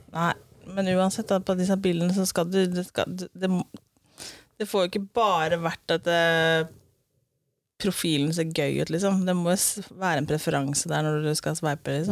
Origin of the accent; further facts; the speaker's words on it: Eastern Norway, Norway; accent: Eastern Norwegian (Østlandet); jeg er vanlig dialekt fra Østlandet